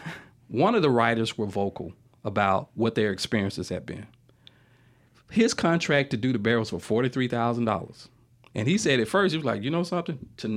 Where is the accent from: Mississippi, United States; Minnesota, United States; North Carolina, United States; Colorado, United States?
Mississippi, United States; they have a tendency to want to look down on us because we're from Mississippi.